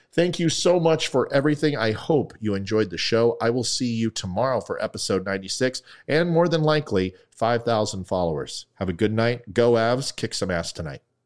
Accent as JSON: {"language": "English", "country": "United States"}